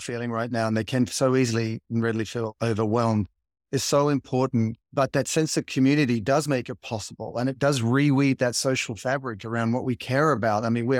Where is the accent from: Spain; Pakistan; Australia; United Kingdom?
Australia; Sydney, New South Wales; I grew up in Sydney, in the water, at the beaches. I like to surf.